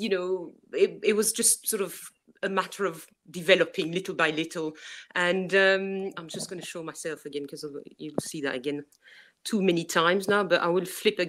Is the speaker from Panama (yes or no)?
no; Brussels, Brussels-Capital Region, Belgium; English is a second language; also born or lived in Worcestershire; now in England; I'm from Brussels myself